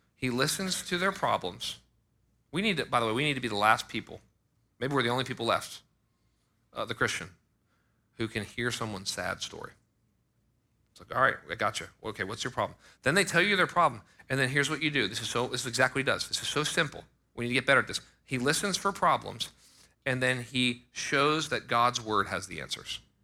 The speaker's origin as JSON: {"language": "English", "country": "United States", "tie": "born or raised there", "said": "I was born in America"}